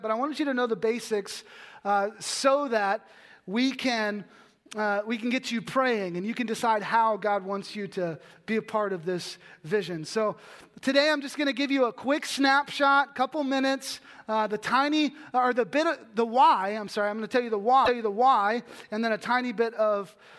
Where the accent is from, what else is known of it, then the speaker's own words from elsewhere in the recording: Texas, United States; I'm from Texas.